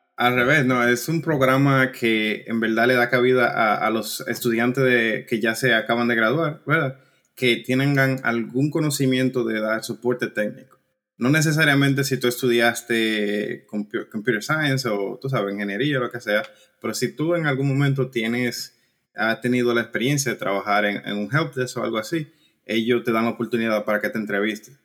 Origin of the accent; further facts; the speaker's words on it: San Juan de la Maguana, San Juan, Dominican Republic; moved away as an adult; also born or lived in New York / California; now in Ireland; soy criado, nacido y criado en San Juan de la Maguana